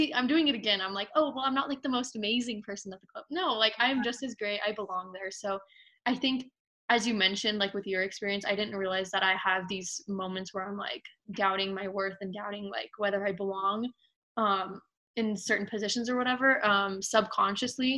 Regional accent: United States; I was born in America. I've lived here all my life.

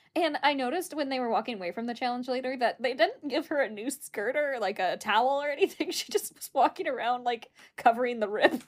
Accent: United States; we're American

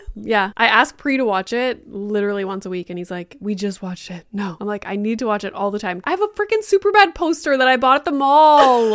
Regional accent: Northern Ontario, Canada; moved away as an adult; also born or lived in Boca Raton; as a kid growing up in Northern Ontario

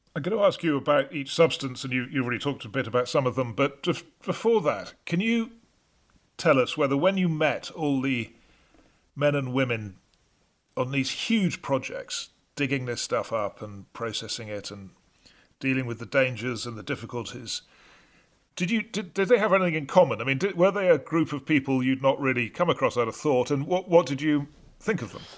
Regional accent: North Wales, United Kingdom; I come from North Wales

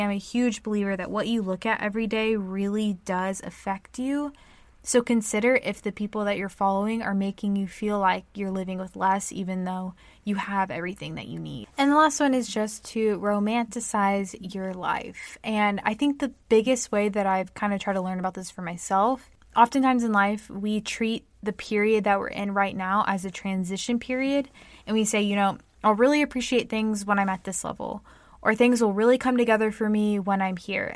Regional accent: United States; I'm American

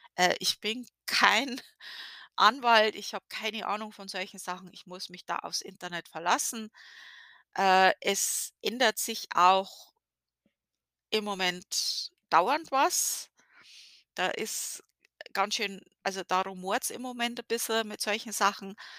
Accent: Bavaria, Germany; now in Connecticut, United States; wir Bayern

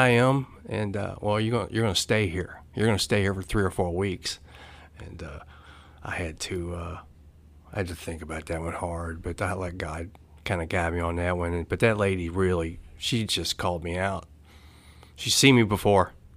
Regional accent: Louisville, Kentucky, United States; I grew up in Louisville, Kentucky

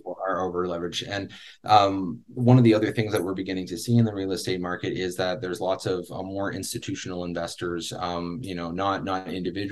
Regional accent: Canada; a Canadian myself

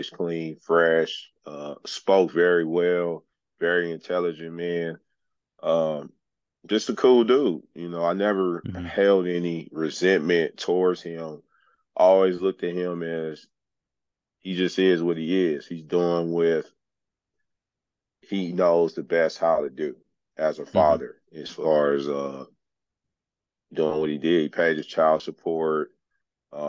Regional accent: Los Angeles, California, United States; I grew up in South Central Los Angeles, which they call South LA now.

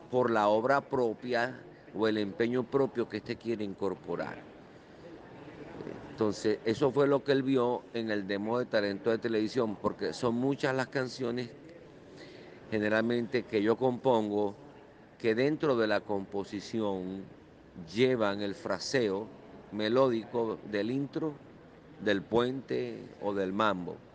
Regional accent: Zulia, Venezuela; moved away as an adult; now in United States

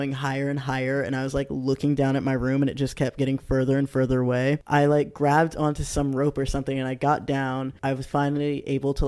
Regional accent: the Bay Area, California, United States; moved away; I'm from the Bay originally

